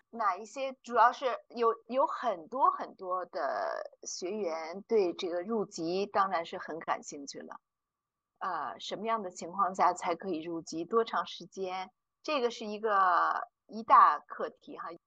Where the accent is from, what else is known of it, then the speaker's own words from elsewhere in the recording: China; now in Zurich, Switzerland; 我们中国人